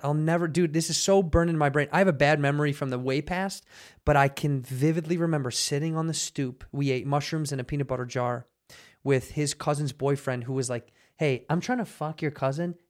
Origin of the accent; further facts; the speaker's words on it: Chicago, Illinois, United States; moved away as an adult; also born or lived in Arizona; now in Los Angeles, United States; Growing up in Chicago